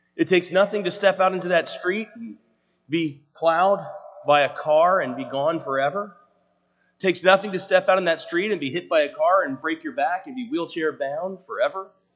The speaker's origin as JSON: {"language": "English", "region": "the South", "country": "United States", "moved": "yes", "lives_now": "Pennsylvania, United States", "said": "I'm from the South"}